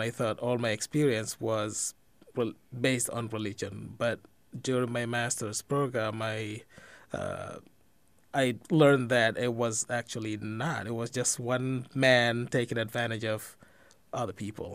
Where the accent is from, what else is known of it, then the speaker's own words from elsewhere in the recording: Guinea-Bissau; also born or lived in Israel; now in Dubuque, United States; I was born and raised in Guinea-Bissau in West Africa